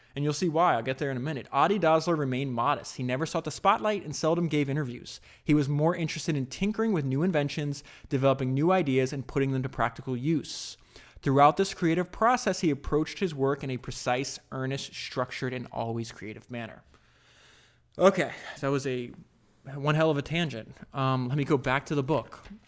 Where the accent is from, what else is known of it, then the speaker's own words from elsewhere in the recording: United States; I grew up in America